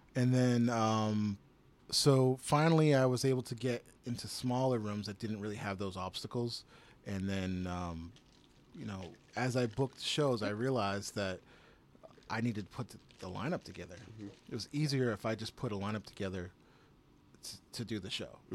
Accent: Chelsea, Massachusetts, United States; also born or lived in Somerville, Massachusetts / Michigan; I grew up in Chelsea

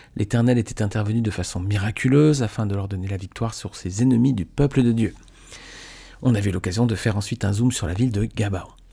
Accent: Nice, Provence-Alpes-Côte d'Azur, France; je suis niçois

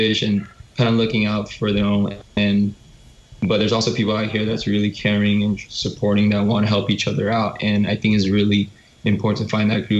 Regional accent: United States; we're both Korean Americans

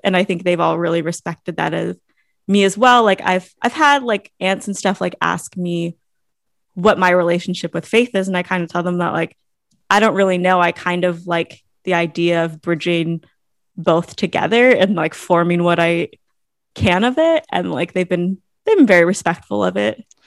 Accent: Monterey, California, United States; also born or lived in Hayward / Berkeley / Anaheim; I was born in Hayward. Um, and we lived in Hayward. I, my parents like bounced around Hayward and Berkeley and then down to like Anaheim. And then eventually I grew up in Monterey

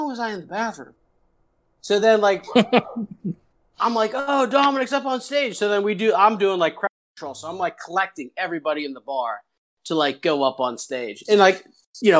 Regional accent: Pittsburgh, Pennsylvania, United States; I'm from Pittsburgh

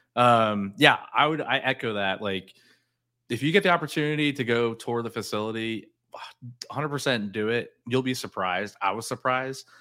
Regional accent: South Florida, United States; growing up in South Florida, you went to Florida, Florida State

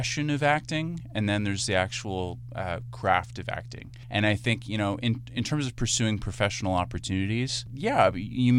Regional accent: Canada; as a Canadian

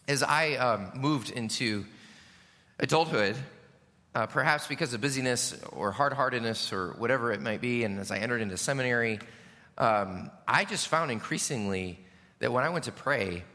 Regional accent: United States; especially as American Christians

